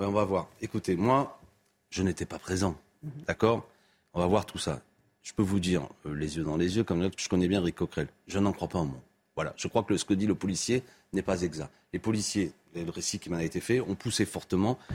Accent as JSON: {"language": "French", "town": "Béziers", "region": "Occitania", "country": "France", "tie": "born or raised there", "said": "c'est ma ville natale, Béziers"}